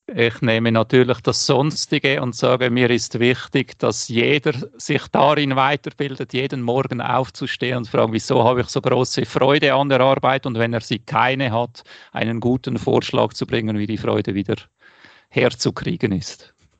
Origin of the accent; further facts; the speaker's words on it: Wädenswil, Zurich, Switzerland; moved away; mein Ort, wo ich aufgewachsen bin